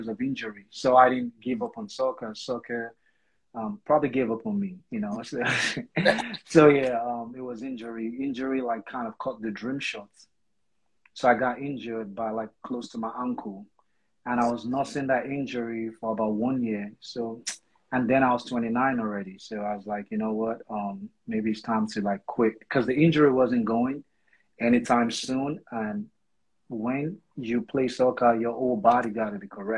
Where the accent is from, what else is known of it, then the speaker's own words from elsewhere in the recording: Lagos, Nigeria; now in United States; I was born and raised in Lagos